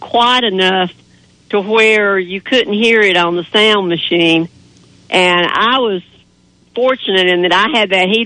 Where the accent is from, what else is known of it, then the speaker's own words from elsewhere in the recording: Canton, North Carolina, United States; I grew up back in Canton, North Carolina.